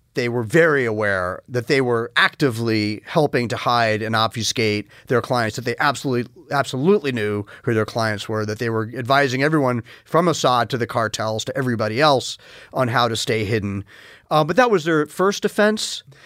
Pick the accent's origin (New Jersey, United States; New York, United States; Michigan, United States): New York, United States; I grew up largely in New York